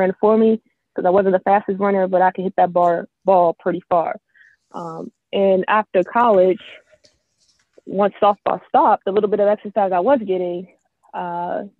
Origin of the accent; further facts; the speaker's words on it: Maryland, United States; moved away as an adult; now in Florida, United States; I'm originally from Maryland, and I moved down to Florida about 7 years ago.